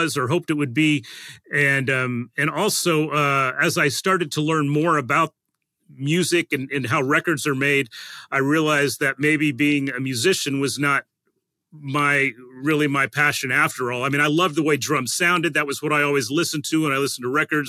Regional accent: Colorado, United States; moved away as an adult; now in Nashville, United States; I grew up in Colorado and was a drummer

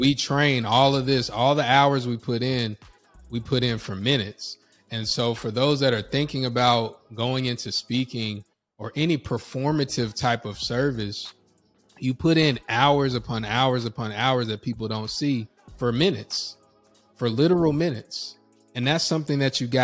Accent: North Carolina, United States; I'm from North Carolina

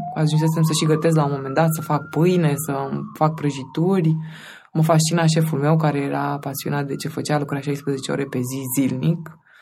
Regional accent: Romania; moved away; also born or lived in Craiova, Romania; Noi suntem din Constanța și Craiova

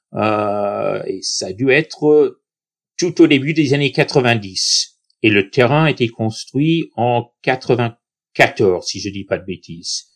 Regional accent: southern New York State, United States; French is a second language; now in France; Je viens du sud de l'État de New York

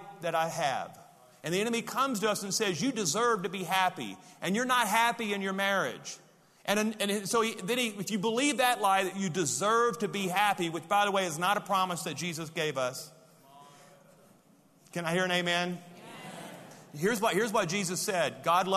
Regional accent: Louisiana, United States; I'm from Louisiana

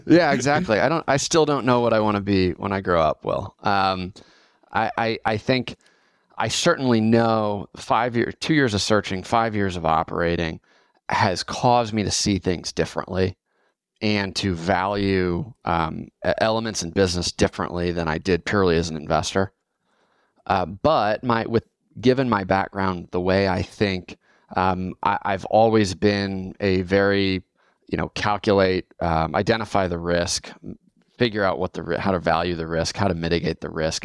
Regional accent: Fort Wayne, Indiana, United States; moved away as an adult; now in Austin, United States; born and raised in Fort Wayne, Indiana. Um, I'm based in Austin today

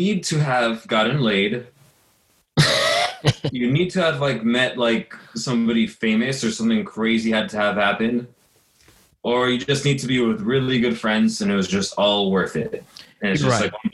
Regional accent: United States; also born or lived in Los Angeles, California; I grew up right outside of New York

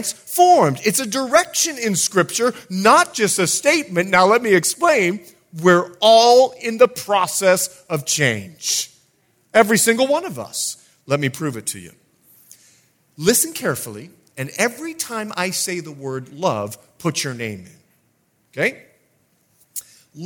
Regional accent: Bahamas; moved away as an adult; also born or lived in Fort Lauderdale; I'm a born and raised Bahamian. And I want to let you know, I'm from the Bahamas

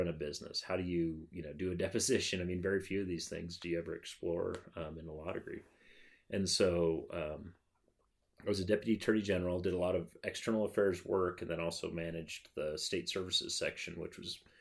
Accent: Casper, Wyoming, United States; now in Cheyenne, United States; I grew up in Casper, but coming back to Cheyenne

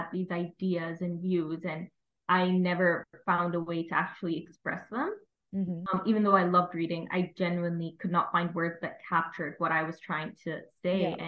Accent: Saudi Arabia; moved away as an adult; now in London, United Kingdom; I'm from Saudi Arabia, and I'm currently in my second year at LSE

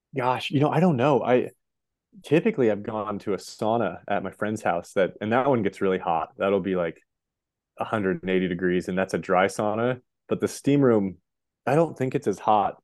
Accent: Montana, United States; also born or lived in Boulder, Colorado; I grew up in Montana, went to school in Boulder for those five years, and then I actually moved back to my hometown

